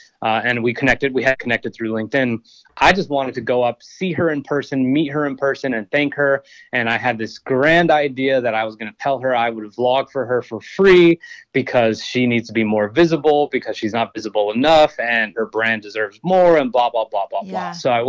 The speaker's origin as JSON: {"language": "English", "town": "Austin", "region": "Texas", "country": "United States", "said": "I mean, I came from Austin, Texas, so small compared"}